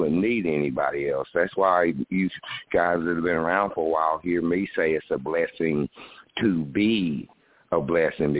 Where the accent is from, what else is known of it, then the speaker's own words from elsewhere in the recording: White County, the South, Tennessee, United States; I'm from White County. I was born 4 miles from where the KKK was originated in White County.